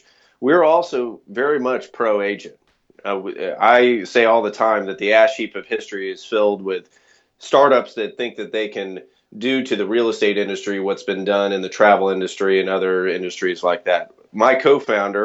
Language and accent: English; Missouri, United States; moved away; I was born and raised in Missouri